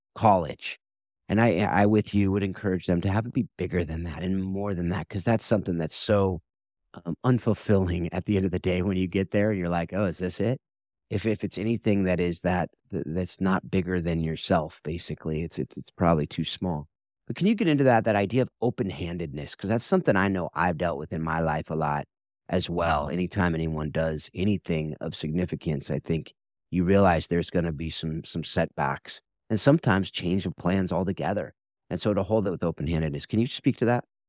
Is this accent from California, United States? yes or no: yes; Mission Viejo, California, United States; I grew up in Mission Viejo, so it's right there in its, in the backyard.